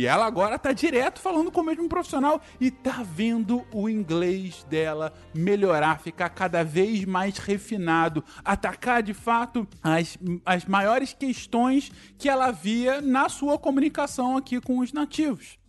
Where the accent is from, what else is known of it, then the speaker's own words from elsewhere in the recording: Brazil; moved away as an adult; now in Canada; como brasileiro que somos, quando a gente é imigrante